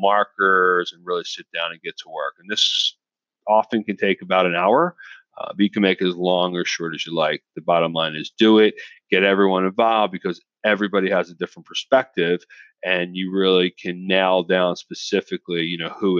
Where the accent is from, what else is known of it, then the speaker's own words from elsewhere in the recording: Philadelphia, Pennsylvania, United States; outside of Philadelphia, my hometown